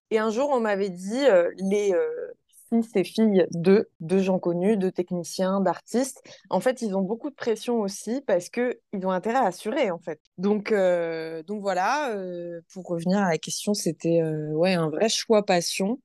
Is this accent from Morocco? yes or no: no; Guadeloupe; je suis née en Guadeloupe